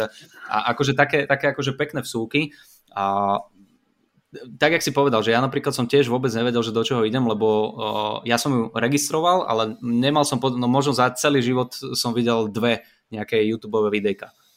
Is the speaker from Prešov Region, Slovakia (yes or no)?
no; Bratislava, Bratislava Region, Slovakia; ja som z Bratislavy